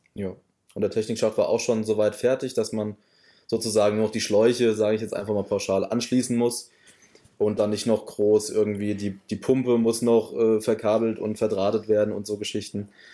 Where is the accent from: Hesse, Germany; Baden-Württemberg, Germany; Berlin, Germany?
Hesse, Germany; near Offenbach; moved away as an adult; also born or lived in Gießen region; now in Westerwald, Germany; ich komme eher aus der Nähe von Offenbach gebürtig tatsächlich und bin dann auch fürs Studium ähm, in unsere Region gezogen, also Region Gießen